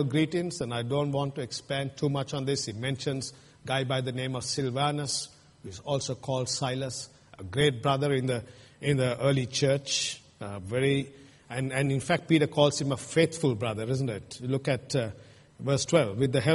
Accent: Sri Lanka; moved away; Where I come from Sri Lanka

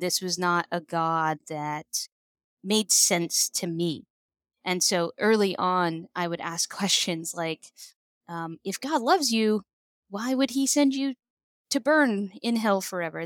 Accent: a reservation in California, United States; I grew up, I'm Native American, and I grew up on a reservation in California.

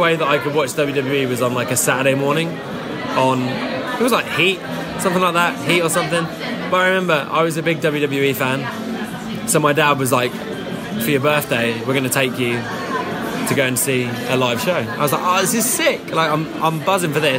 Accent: Gorleston, East of England, United Kingdom; also born or lived in Norwich; we're running a training session before a show in Galston, which is my hometown

